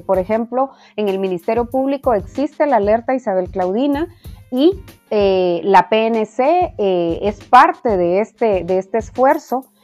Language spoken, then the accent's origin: Spanish; Guatemala; como sociedad guatemalteca